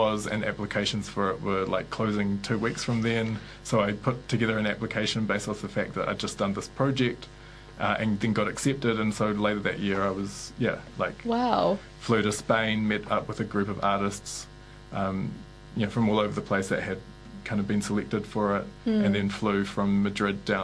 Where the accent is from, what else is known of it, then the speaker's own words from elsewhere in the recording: New Zealand; I'd been sold as a New Zealander, this idea that we're a peaceful country